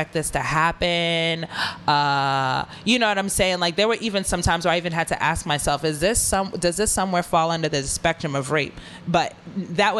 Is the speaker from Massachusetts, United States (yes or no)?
yes; Boston, Massachusetts, United States; I'm from Boston.